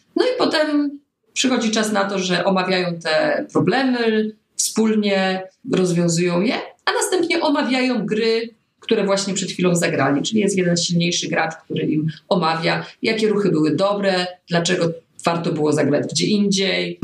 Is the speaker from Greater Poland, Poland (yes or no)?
yes; Poznań, Greater Poland, Poland; jesteśmy z Poznania